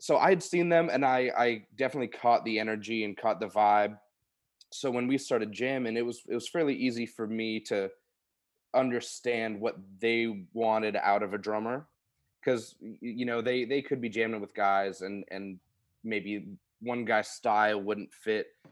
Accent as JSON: {"language": "English", "area": "Oldham County", "region": "Kentucky", "country": "United States", "also_born_or_lived": "Louisville, Kentucky", "said": "I'm from Louisville, Kentucky, Oldham County, Kentucky originally"}